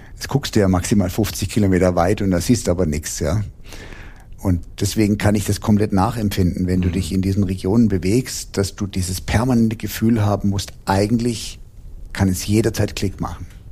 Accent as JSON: {"language": "German", "town": "Heidelberg", "region": "Baden-Württemberg", "country": "Germany", "said": "bis zurück nach Heidelberg, wo ich herstamme"}